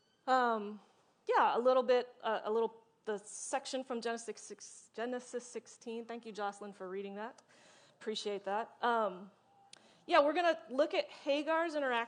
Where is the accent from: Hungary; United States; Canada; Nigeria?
United States; Richmond; moved away as an adult; We just moved to Richmond, like at the end of June, but I did grow up here.